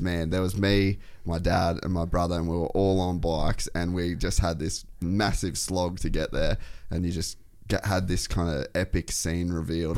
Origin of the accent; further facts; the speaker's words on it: Cairns, Queensland, Australia; I grew up in Cairns